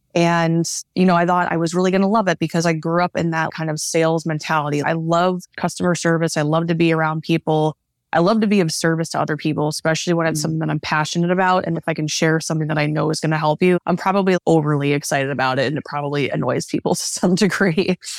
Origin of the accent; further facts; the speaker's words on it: Northeast Ohio, United States; also born or lived in Philadelphia; I grew up in Northeast Ohio